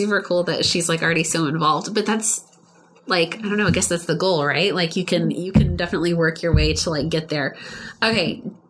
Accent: Midland, Texas, United States; I'm from Midland.

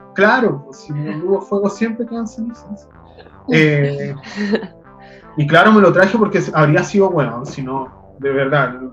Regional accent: Chile; les chilenes, en general, hoy en día somos producto del colonialismo

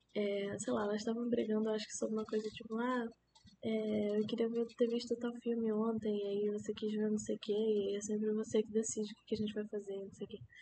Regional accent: Manaus, Amazonas, Brazil; now in Rio de Janeiro, Brazil; eu sou de Manaus

